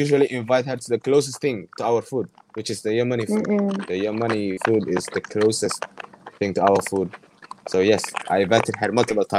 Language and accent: English; Gabiley, Somaliland, Somalia; moved away as an adult; now in Malaysia; I'm from Gavile. It's called Gavile. It's in Somaliland. Yeah, it's in Somaliland. It's called Gavile. It's on the west side.